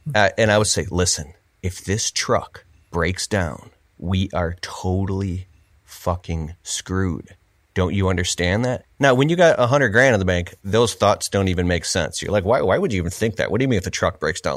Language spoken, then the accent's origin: English; Michigan, United States; I'm from Michigan, and my uncles and people would tell, "Oh, you gotta get a job at the big three, Ford, G M, Chrysler."